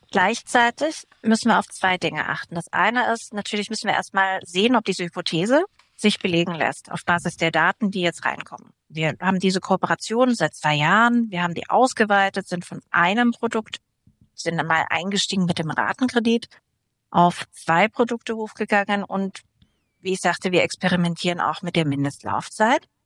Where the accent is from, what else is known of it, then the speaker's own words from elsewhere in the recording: Würzburg, Bavaria, Germany; Genau, den Dirk Nowitzki, der aus meiner Heimatstadt kommt.